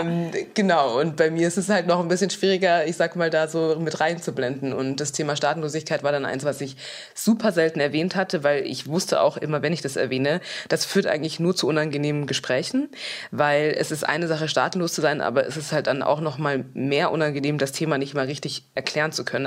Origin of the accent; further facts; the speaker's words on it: Munich, Bavaria, Germany; ich komme aus München und nicht aus Düsseldorf